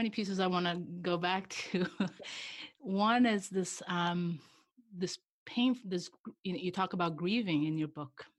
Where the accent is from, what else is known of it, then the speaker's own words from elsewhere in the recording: Iran; also born or lived in Brazil; now in United States; I didn't grow up in the United States. I'm a third culture kid. So okay. I grew up in Iran and Brazil.